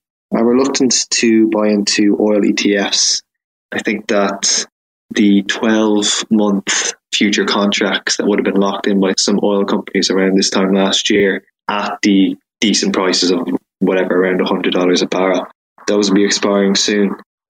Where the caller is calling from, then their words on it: Ireland; I'm calling from Ireland.